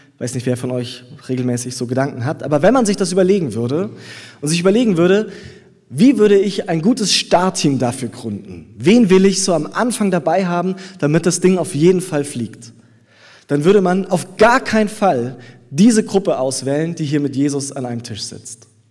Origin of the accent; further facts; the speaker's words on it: Southern Germany, Germany; now in Berlin, Germany; in Süddeutschland, wo ich herkomme, bei meiner Familie zu Hause